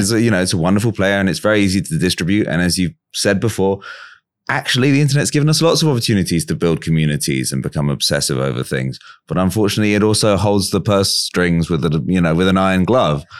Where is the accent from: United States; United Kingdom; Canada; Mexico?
United Kingdom; England; As an English person